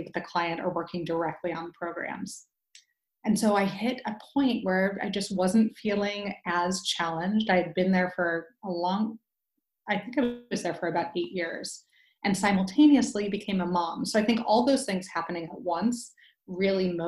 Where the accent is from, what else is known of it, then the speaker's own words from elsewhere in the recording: Midwest, United States; moved away as an adult; now in Bay Area, United States; I'm originally from the Midwest, and I made my way out here, I think about 15 years ago